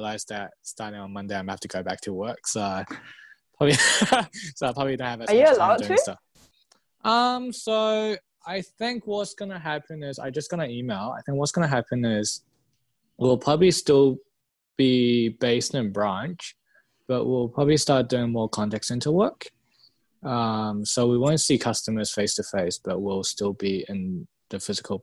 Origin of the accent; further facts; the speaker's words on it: Hong Kong; now in New Zealand; I'm from Hong Kong. I've been in New Zealand for the last 18 years